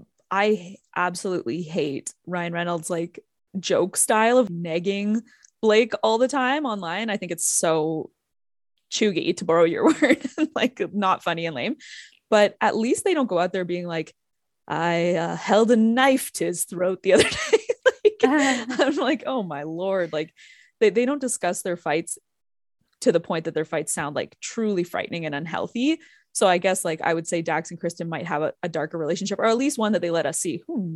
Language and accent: English; Canada; we're both Canadian through and through.